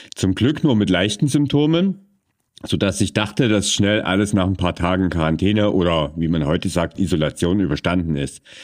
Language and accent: German; Vogtland, Germany; meine Heimat zum Beispiel, das ist das Vogtland und das angrenzende Erzgebirge